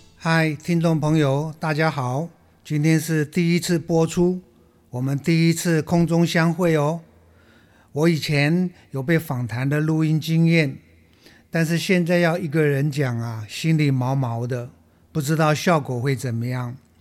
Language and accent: Chinese; Taiwan; 我们台湾人很有爱心